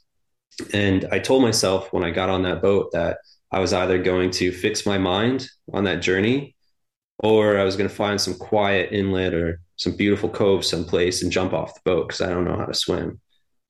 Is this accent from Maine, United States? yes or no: yes; Maine, United States; I grew up in Maine on the coast